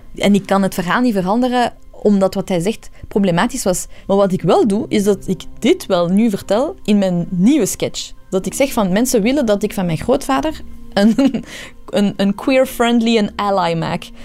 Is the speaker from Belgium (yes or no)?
yes; Belgium; Ik ben zelf een stand-up comedian die in België is geboren, maar ik ben van Iraanse origine.